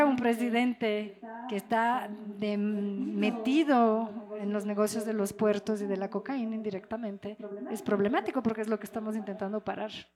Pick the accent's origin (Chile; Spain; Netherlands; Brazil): Brazil; Rio de Janeiro; also born or lived in France; now in Ecuador; yo crecí en Río de Janeiro